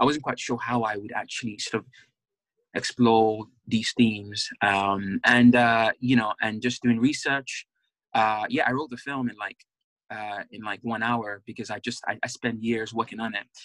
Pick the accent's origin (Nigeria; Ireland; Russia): Nigeria; now in England; being a Nigerian man in England